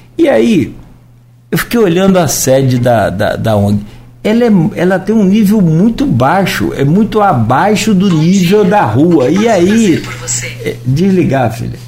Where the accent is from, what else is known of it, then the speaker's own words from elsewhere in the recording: Italva, Rio de Janeiro, Brazil; é minha terra